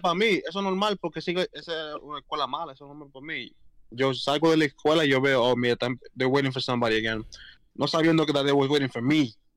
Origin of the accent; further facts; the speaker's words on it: Puerto Rico; moved away; nací en Puerto Rico, pero ambos padres son dominicanos, por lo cual yo soy más culturalmente dominicano. Pero sí, nací en Puerto Rico, yo soy boricua, nene. Yo soy de la isla